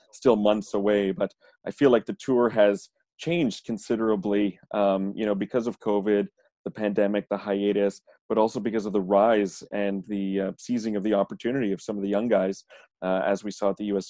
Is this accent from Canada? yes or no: yes; Canada; I'm Canadian